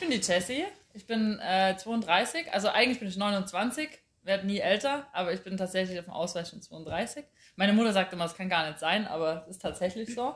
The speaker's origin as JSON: {"language": "German", "town": "Chemnitz", "region": "Saxony", "country": "Germany", "tie": "born or raised there", "moved": "yes", "lives_now": "Munich, Germany", "said": "ich komme aus Karl-Marx-Stadt, bin da geboren"}